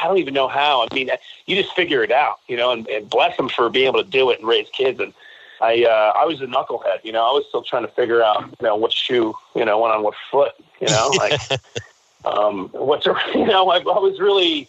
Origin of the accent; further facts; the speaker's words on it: Jersey Shore, New Jersey, United States; moved away as an adult; also born or lived in New York City, New York; So we grew up in Jersey Shore